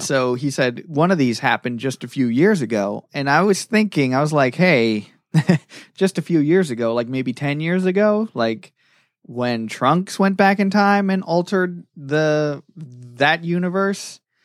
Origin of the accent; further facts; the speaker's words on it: Florida, United States; I grew up in Florida